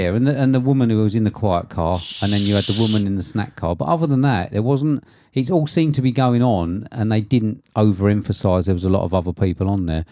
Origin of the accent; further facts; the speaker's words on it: United Kingdom; being a British person